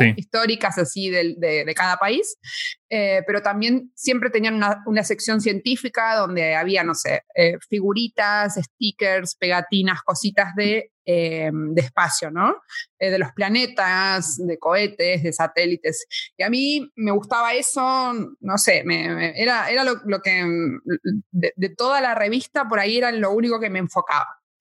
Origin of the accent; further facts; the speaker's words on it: Buenos Aires, Argentina; now in Spain; Soy argentina, nací en Buenos Aires, en la preciosa ciudad de Buenos Aires.